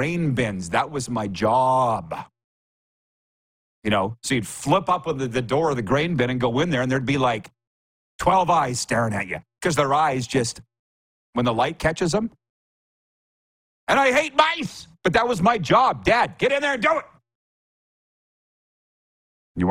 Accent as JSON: {"language": "English", "region": "Saskatchewan", "country": "Canada", "moved": "yes", "lives_now": "United States", "said": "I'm from Saskatchewan."}